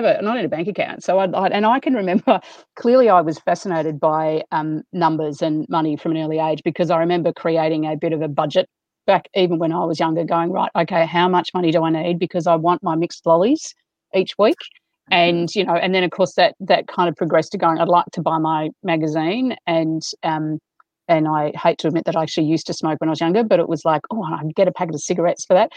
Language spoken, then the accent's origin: English; Melbourne, Victoria, Australia; I grew up in Melbourne, in the eastern suburbs of Melbourne